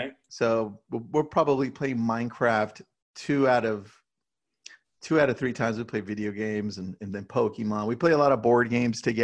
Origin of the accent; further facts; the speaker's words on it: Southern California, United States; I was born and raised in Southern California